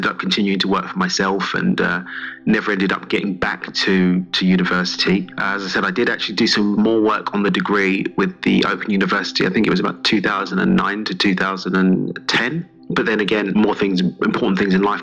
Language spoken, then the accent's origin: English; London, United Kingdom; accent: English; I'm from East London originally